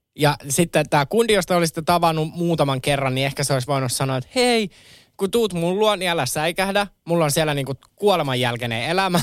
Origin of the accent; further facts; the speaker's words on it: Kerava, Uusimaa, Finland; mä nuoruuteni vietin Keravalla